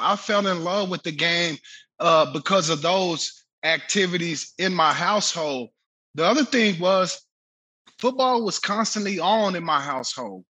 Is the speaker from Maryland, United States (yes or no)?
no; Waco, Texas, United States; Central Texas, Waco, where I grew up